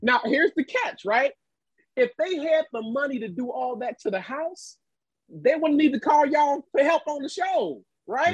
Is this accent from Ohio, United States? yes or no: yes; Cincinnati, Ohio, United States; my hometown of Cincinnati, Ohio